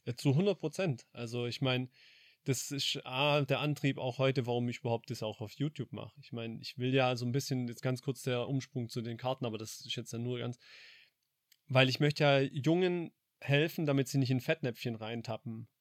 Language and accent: German; Heppstraße, Baden-Württemberg, Germany; groß geworden in der Heppstraße